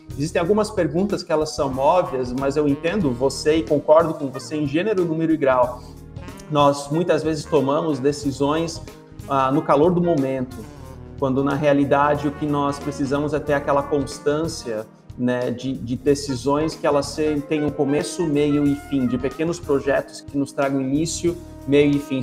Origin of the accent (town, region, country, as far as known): Brazil